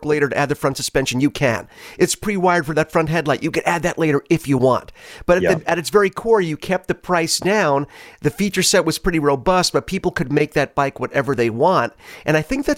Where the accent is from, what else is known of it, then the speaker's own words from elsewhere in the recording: New York City, New York, United States; I was born in Brooklyn